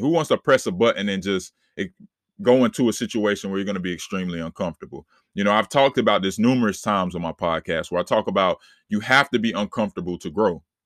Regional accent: Charlotte, North Carolina, United States; I'm born and raised in Charlotte, North Carolina

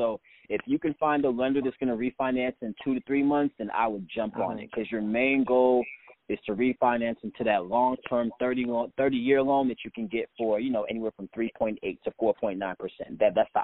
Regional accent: St. Louis, Missouri, United States; now in New Jersey, United States; when I was growing up in St. Louis, Missouri

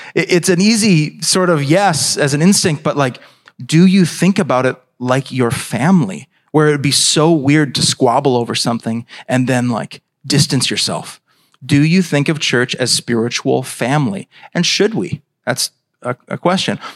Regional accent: United States; as American Christians

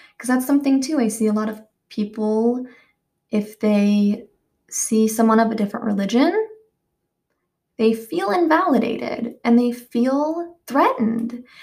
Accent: the Bible Belt, United States; I grew up in the Bible Belt

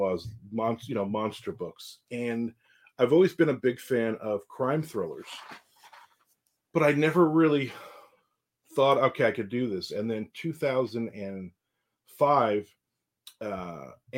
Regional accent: New Jersey, United States; moved away as an adult; now in Jacksonville, Florida, United States; I was born and raised in New Jersey. I came down here in 2001

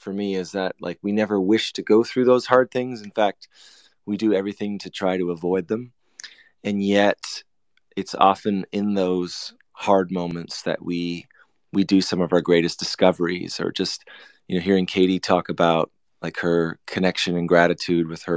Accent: Canada; I'm from Canada

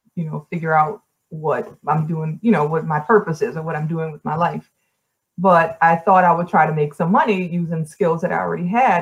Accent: New Orleans, Louisiana, United States; moved away as an adult; also born or lived in New York; I was born and raised in New Orleans, but in a lot of ways, I grew up in New York.

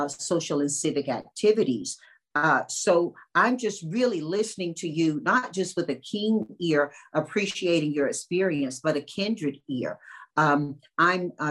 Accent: North Carolina, United States; I grew up in North Carolina

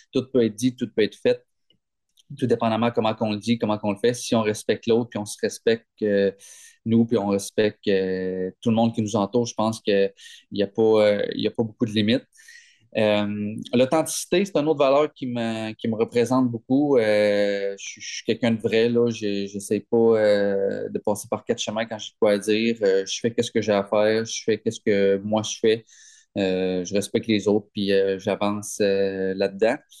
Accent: Gaspé, Quebec, Canada; Je viens de Gaspé

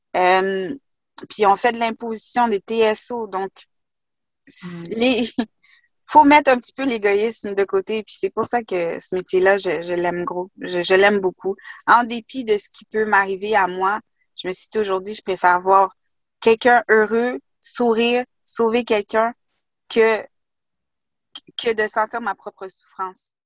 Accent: Quebec, Canada; also born or lived in Haiti / Kuujjuaq / Asbestos; pour avoir vécu dans le Grand Nord québécois à Coudjouac, là, avec les Inuits

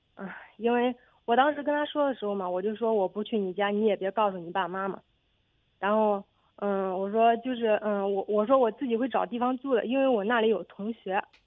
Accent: Nanyang, Henan, China; now in Zhengzhou, China; 我老家是南阳农村的

